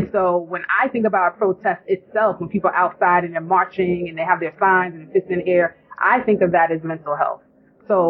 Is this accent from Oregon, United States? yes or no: no; New York, United States; accent: New York; I don't realize how I sound so New York until I leave New York and somebody goes, where are you from? And you say New York.